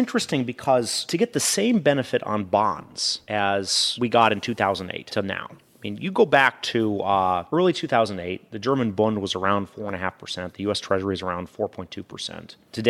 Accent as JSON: {"language": "English", "country": "Norway", "said": "I'm from Norway, work for a Norwegian pension system. We're heavy into oil."}